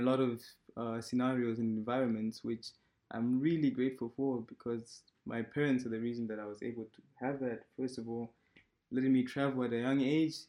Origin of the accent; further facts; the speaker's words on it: Malawi; now in Germany; I'm in Germany and I'm originally from Malawi.